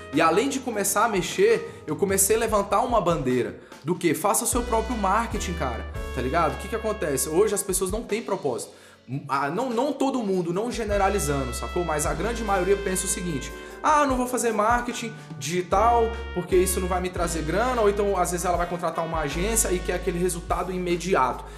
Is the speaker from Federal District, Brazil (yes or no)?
yes; Brasília, Federal District, Brazil; eu sou de Brasília